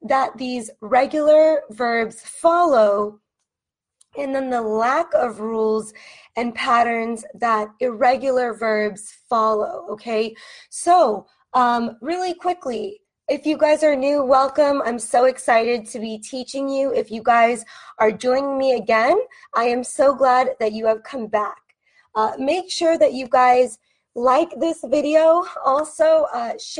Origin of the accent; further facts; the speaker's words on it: United States; I am an American teacher from the United States